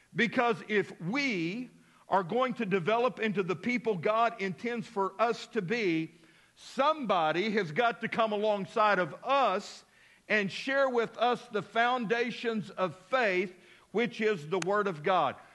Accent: Midland, Texas, United States; also born or lived in Abilene, Texas; now in Fort Smith, United States; I was a little boy growing up in Midland, Texas

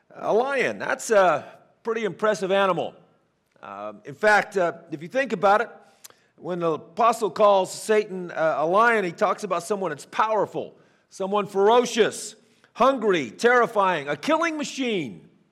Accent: Northern California, United States; now in Fort Smith, Arkansas, United States; as a kid growing up in Northern California

